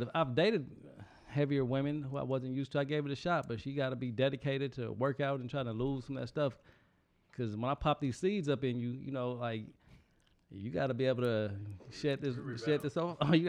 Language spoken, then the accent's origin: English; California, United States; now in Atlanta, United States; I'm from California